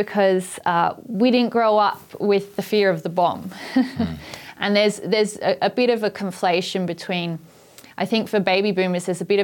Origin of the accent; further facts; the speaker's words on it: Port Adelaide, South Australia, Australia; when I was growing up in Port Adelaide